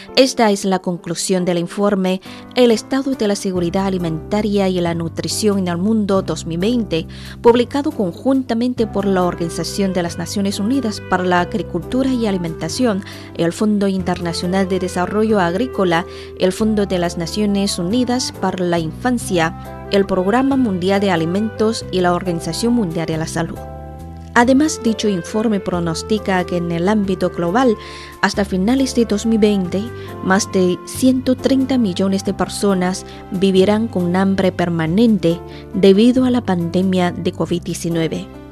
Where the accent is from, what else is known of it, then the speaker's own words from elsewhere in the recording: China; todos los chinos sabemos recitar